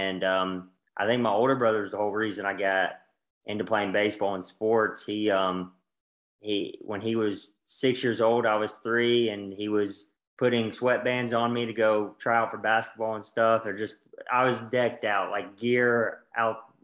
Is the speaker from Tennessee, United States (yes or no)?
yes; Alcoa, Tennessee, United States; I grew up just outside of Knoxville. It's a town called Alcoa.